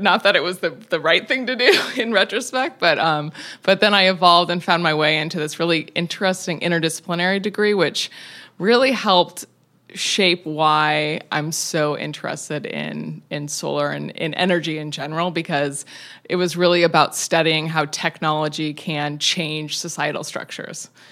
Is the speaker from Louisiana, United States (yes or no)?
no; Tacoma, Washington, United States; I grew up in Tacoma, Washington, in the woods